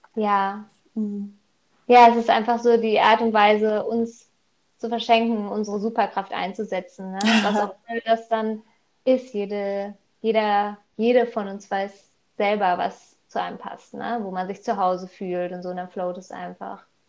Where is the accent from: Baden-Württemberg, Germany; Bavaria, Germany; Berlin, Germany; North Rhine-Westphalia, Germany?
North Rhine-Westphalia, Germany; Wickede; Ich komme aus Wickede, aus NRW.